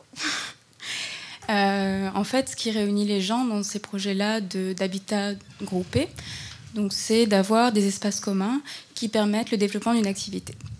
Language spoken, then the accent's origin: French; France; moi aussi, je suis française